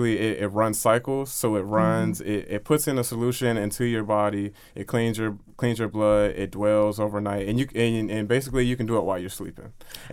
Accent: Frankfurt, Hesse, Germany; born there; I was born in Frankfurt, Germany, military baby, and my dad was in the Air Force

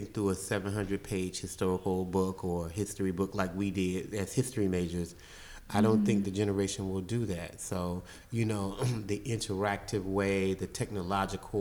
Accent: Belle Glade, Florida, United States; also born or lived in Tallahassee, Florida; I grew up in South Florida. So I grew up in a little town called Belgrade, Florida

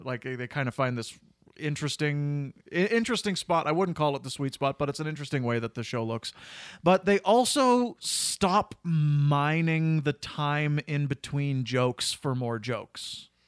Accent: Cochrane, Alberta, Canada; I was from Cochrane and I was in, only in high school

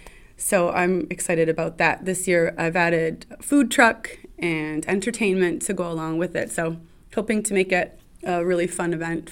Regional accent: Ottawa, Ontario, Canada; moved away as an adult; now in Manlius, United States; I'm from Ottawa.

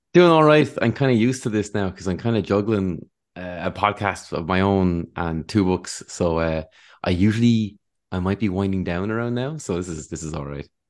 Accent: Wexford, Leinster, Ireland; I'm from Wexford

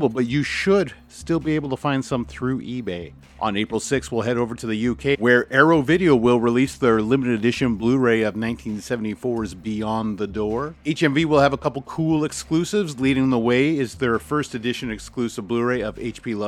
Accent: Canada; as a Canadian

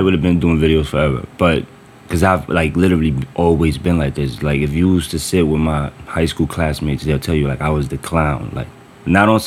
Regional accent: New York City, New York, United States; also born or lived in Queens / Washington Heights; most of our life we grew up in the Bronx. When we turned 6, 7, we moved to the Bronx, and it's been the Bronx since

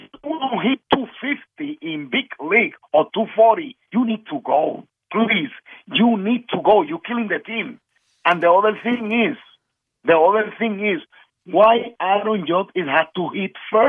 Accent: Puerto Rico; I'm from Puerto Rico. I am in Puerto Rico

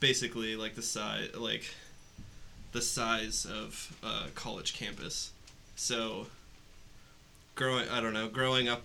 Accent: Mason, Ohio, United States; I am from big suburb outside of Cincinnati, Mason, Ohio, home of Kings Island.

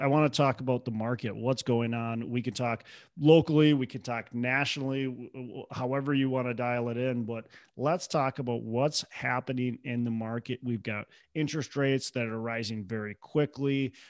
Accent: Minnesota, United States; and I'm from Minnesota and I'm searching in Tennessee

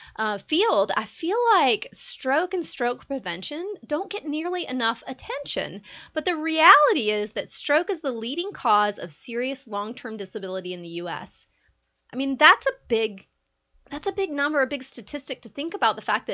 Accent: Georgia, United States; I'm born in Georgia. I was raised in Georgia. I'm a Georgia girl.

